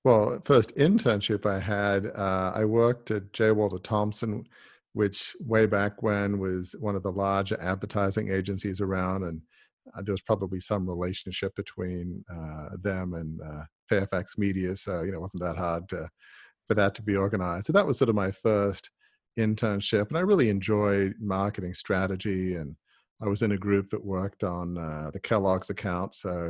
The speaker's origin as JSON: {"language": "English", "town": "Sydney", "region": "New South Wales", "country": "Australia", "tie": "born or raised there", "said": "Well, I grew up in the eastern suburbs of Sydney in Double Bay, which for those who are not from Sydney is kind of, you know, the most exclusive part of Sydney."}